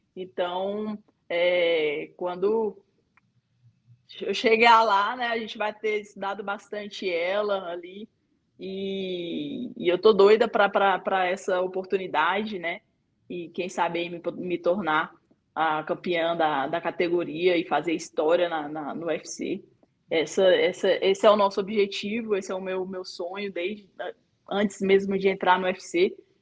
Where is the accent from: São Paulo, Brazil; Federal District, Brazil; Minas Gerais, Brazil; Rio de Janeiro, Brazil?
Federal District, Brazil; Ceilândia; Tenho muito orgulho de falar de onde eu vim, da cidade que eu nasci, aqui em Ceilândia, cidade da periferia aqui de Brasília